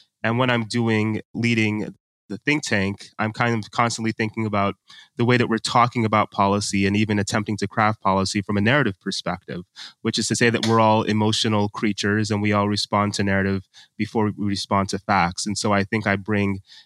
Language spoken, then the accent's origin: English; United States; my parents are from Nigeria. I was born and raised in America